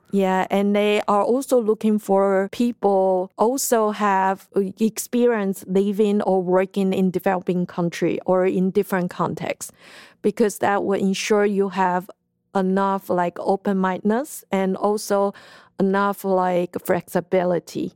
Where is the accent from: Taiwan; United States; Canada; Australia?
Taiwan; i'm from taiwan